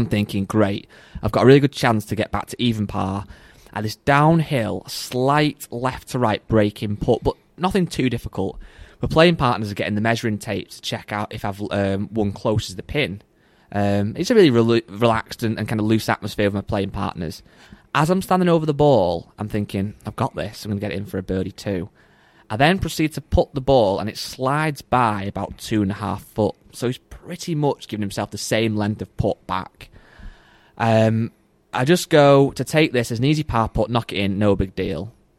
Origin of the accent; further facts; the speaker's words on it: England, United Kingdom; I'm from England